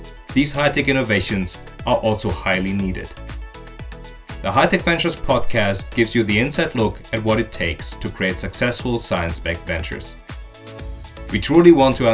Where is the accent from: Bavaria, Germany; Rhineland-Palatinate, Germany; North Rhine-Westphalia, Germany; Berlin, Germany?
North Rhine-Westphalia, Germany; Aachen; I come from Aachen